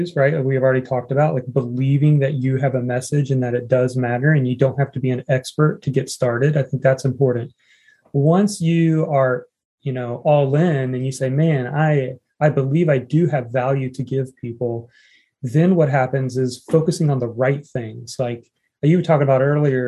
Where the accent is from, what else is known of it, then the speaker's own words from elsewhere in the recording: Indiana, United States; me growing up in Indiana